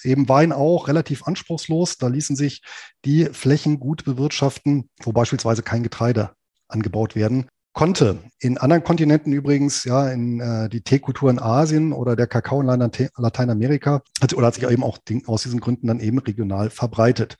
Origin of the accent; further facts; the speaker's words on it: southern Lower Saxony, Germany; hier in meiner Heimatregion in Südniedersachsen